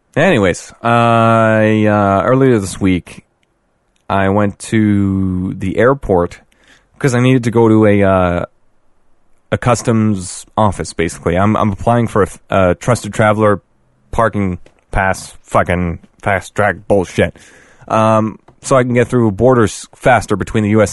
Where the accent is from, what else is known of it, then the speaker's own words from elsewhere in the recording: Canada; we are Canadian.